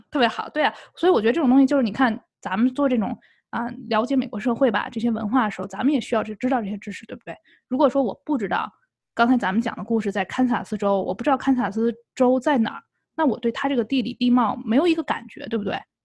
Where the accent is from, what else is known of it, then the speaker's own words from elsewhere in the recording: China; now in United States; 我们作为中国人，啊，作为亚裔啊，华裔在美国